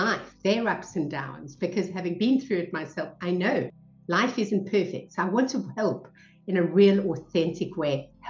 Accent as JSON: {"language": "English", "town": "Cape Town", "region": "Western Cape", "country": "South Africa", "tie": "born or raised there", "moved": "as an adult", "said": "I was brought up in South Africa. So we moved around a lot and I spent most of my life in Cape Town, South Africa"}